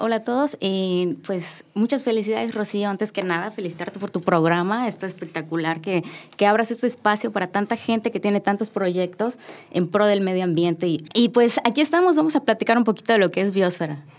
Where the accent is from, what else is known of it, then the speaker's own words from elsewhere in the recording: Yucatán, Mexico; yo soy de Yucatán